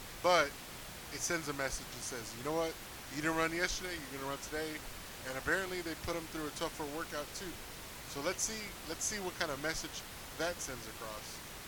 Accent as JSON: {"language": "English", "country": "United States", "said": "we're American"}